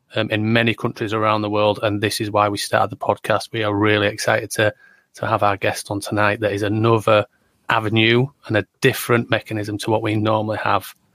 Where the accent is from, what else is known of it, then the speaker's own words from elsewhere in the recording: Yorkshire and the Humber, United Kingdom; I am from Yorkshire in the north of England, on the right side of the country